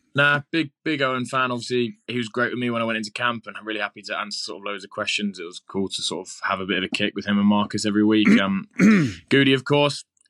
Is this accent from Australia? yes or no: no; England, United Kingdom; we're very English